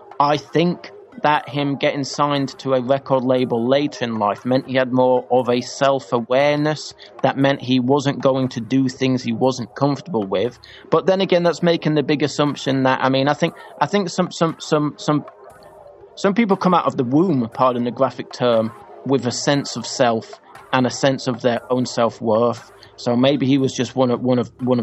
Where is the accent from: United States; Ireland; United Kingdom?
United Kingdom; England; As English people and people from the UK